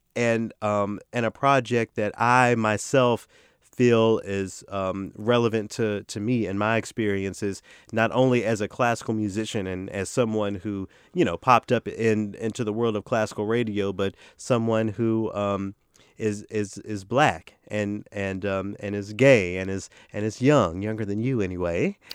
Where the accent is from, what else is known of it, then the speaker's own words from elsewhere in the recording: the South, United States; accent: Southern; I'm from the South